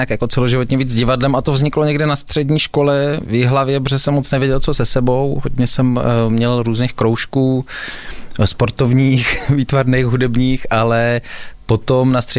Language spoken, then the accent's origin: Czech; Czechia; Ale to máme i hodně rádi my, eh, Češi